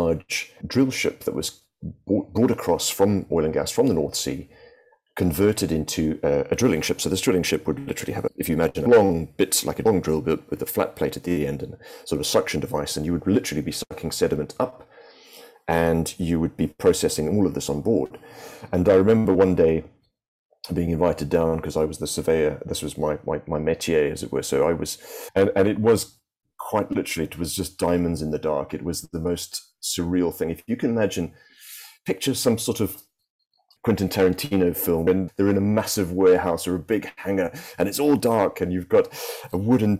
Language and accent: English; Cape Town, Western Cape, South Africa; moved away as an adult; also born or lived in Singapore / United Kingdom; growing up in South Africa was in the middle of apartheid